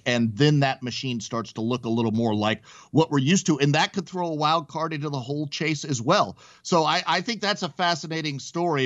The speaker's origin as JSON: {"language": "English", "town": "Mission Viejo", "region": "California", "country": "United States", "tie": "born or raised there", "moved": "yes", "said": "I grew up in Mission Viejo when I was really young. I lived out there"}